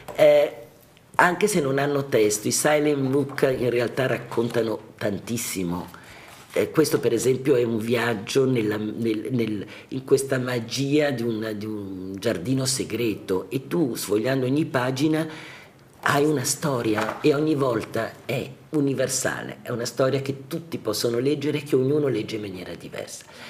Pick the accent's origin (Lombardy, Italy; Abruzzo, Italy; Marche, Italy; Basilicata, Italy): Lombardy, Italy; also born or lived in Florence; now in Milan, Italy; sono tornata a casa, come si dice, essendo lombarda. ho ripreso le mie radici